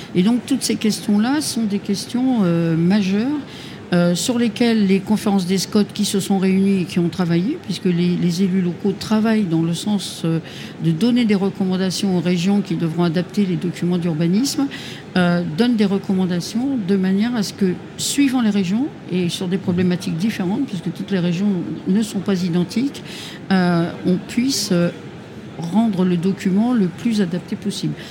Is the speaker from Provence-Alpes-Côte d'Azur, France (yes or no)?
no; Hauts-de-France, France; je suis des Hauts-de-France